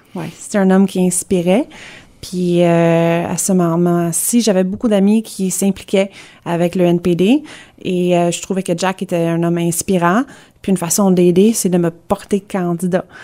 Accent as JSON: {"language": "French", "town": "Kingston", "region": "Ontario", "country": "Canada", "tie": "born or raised there", "also_born_or_lived": "Hudson, Quebec / Gatineau, Quebec", "moved": "as an adult", "said": "j'ai grandi à Hudson à Montérégie. Euh, mes parents ont déménagé à Kingston. Euh, j'ai passé, euh, l'école primaire, secondaire là-bas."}